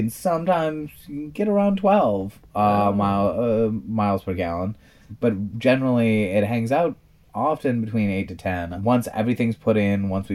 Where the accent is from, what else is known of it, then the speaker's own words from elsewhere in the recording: rural Wisconsin, United States; I grew up very near Vince in rural Wisconsin, tiny little roads